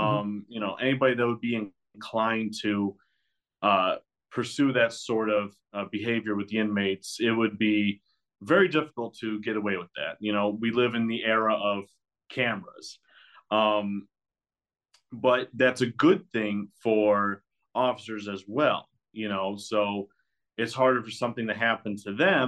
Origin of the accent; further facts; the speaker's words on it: Michigan, United States; I'm from Michigan, southern Michigan.